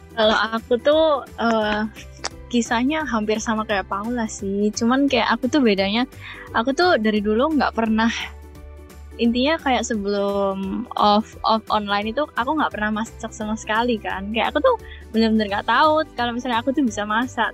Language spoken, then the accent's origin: Indonesian; Surabaya, East Java, Indonesia; moved away; aku kan dari Surabaya